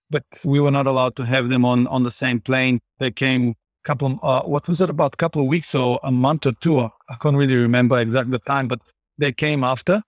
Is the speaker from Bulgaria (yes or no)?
yes; Bulgaria; moved away as an adult; also born or lived in Johannesburg, South Africa; now in Vancouver, Canada; I was born in Bulgaria, and at the age of twenty-two, I moved to South Africa.